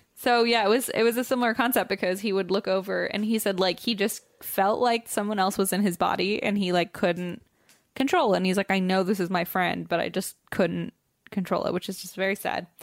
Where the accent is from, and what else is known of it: Cincinnati, Ohio, United States; moved away